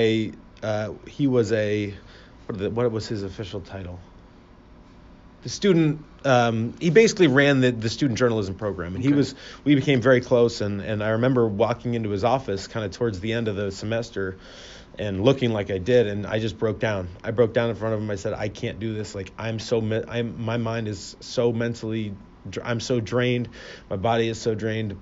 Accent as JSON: {"language": "English", "town": "Fort Lauderdale", "region": "Florida", "country": "United States", "moved": "yes", "lives_now": "Cleveland, United States", "said": "I'm originally from Fort Lauderdale, Florida"}